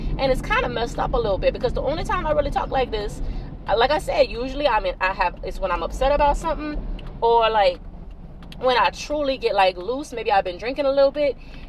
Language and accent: English; Avoyelles Parish, South Louisiana, United States; accent: South Louisiana; moved away as an adult; also born or lived in Lafayette, Louisiana; now in New Orleans, United States; I grew up in Avoyelles Parish, which is one of the Cajun Creole parishes of South Louisiana. But then I also spent a lot of time, part of my life, living in Lafayette, Louisiana. And most recently, for the past 8 years, I've been living in New Orleans.